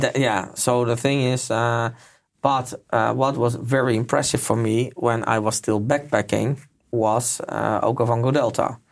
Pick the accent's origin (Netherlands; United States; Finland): Netherlands; moved away; I'm from Holland as well